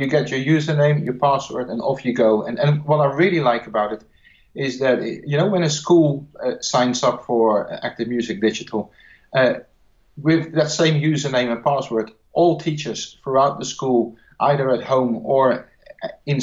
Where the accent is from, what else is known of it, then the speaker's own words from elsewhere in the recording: Netherlands; English is a second language; I'm not English. I'm from the Netherlands